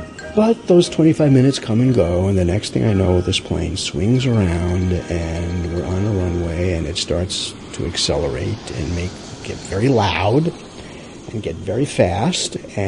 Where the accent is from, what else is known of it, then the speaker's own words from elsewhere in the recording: Rockaway, New York, United States; Now, remember, I'm from Rockaway, so I know this geography very well.